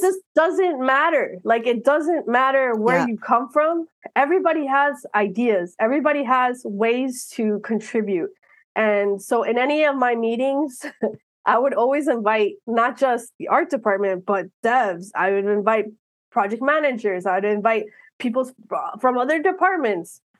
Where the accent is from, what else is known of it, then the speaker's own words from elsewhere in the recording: Miami, Florida, United States; I was born and raised in Miami